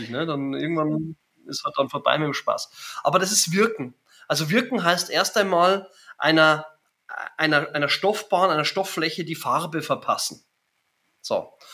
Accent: Germany; Ich bin Deutscher und äh, ich kann schon auch fließend Englisch, wahrscheinlich besser als Hochdeutsch.

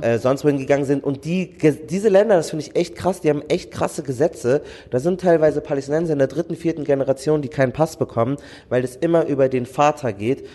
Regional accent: Germany; ich bin Deutscher

